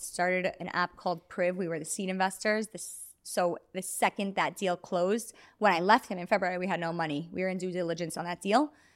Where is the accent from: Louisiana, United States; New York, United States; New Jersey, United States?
New York, United States; New York City; I am from Brooklyn, New York, Jewish community, um, sixth generation New Yorker